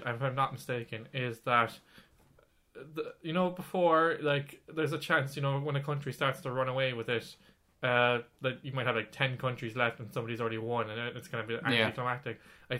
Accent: Ireland; we're Irish.

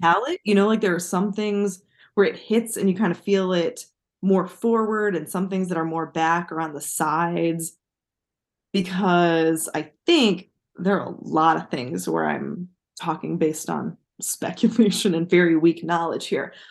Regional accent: United States; as an American

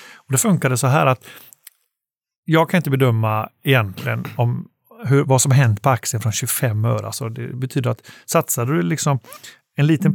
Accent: Gothenburg, Västra Götaland, Sweden; Jag är själv från Göteborg som kanske hörs och eh, bor fortfarande där

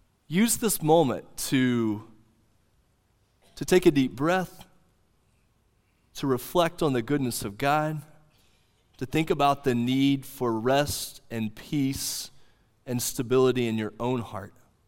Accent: Oklahoma, United States; The little church that I grew up in Southwest Oklahoma that I've told many of you about, green carpet on the floor, wood panelings on the wall

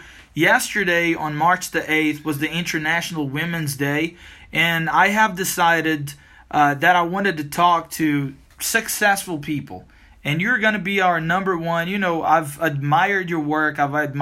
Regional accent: Belo Horizonte, Minas Gerais, Brazil; I grow up and I was born and raised in Belo Horizonte, which is a big city

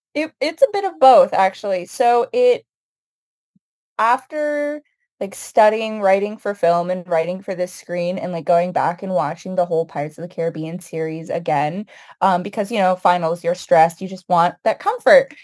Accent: United States; I was born and raised here in the United States, but both of my parents immigrated from Palestine

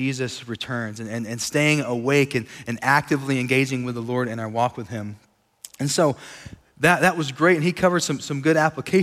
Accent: Sweetwater, Texas, United States; now in Lubbock, United States; We grew up in Sweetwater, Texas, not too far from here. And so we consider West Texas home

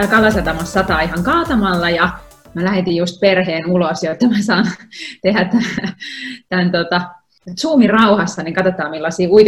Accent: Helsinki, Uusimaa, Finland; Mä oon helsinkiläinen kaupunginvaltuutettu kolmatta kautta mukana kuntapolitiikassa

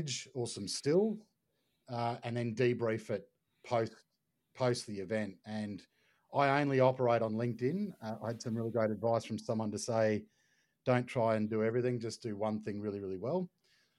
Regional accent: Brisbane, Queensland, Australia; I'm from Brisbane

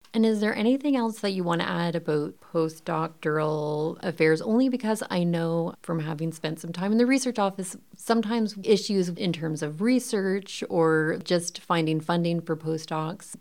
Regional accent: Windsor, Ontario, Canada; Yeah, I grew up in Windsor.

